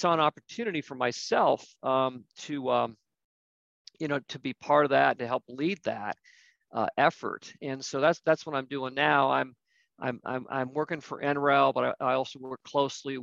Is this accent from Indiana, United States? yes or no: no; Ohio, United States; moved away as an adult; also born or lived in the East Coast; I'm originally from Ohio. I lived out east for a number of years, moved back with my wife to Ohio